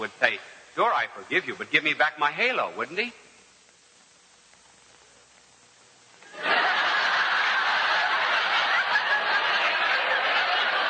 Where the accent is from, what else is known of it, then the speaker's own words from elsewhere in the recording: United States; We as American people